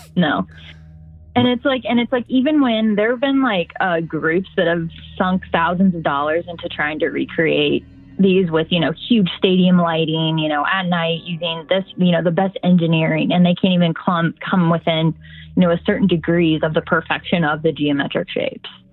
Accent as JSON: {"language": "English", "region": "Indiana", "country": "United States", "tie": "born or raised there", "moved": "yes", "said": "I am from Indiana originally, so I grew up around crop like crop fields and cornfield my whole life"}